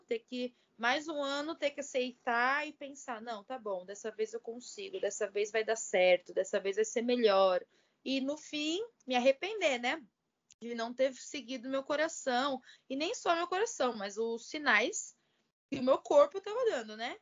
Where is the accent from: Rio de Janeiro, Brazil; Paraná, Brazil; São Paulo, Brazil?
São Paulo, Brazil; Barueri; moved away as an adult; also born or lived in Poland / Italy; eu nasci em São Paulo, capital, mas quando eu fiz 10 anos de idade, é, a gente mudou aqui para Barueri